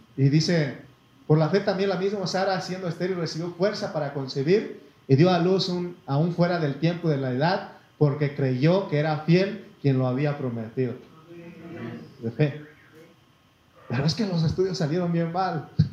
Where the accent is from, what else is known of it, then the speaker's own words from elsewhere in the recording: Mexico; soy mexicano hasta me llevo en la sangre y la piel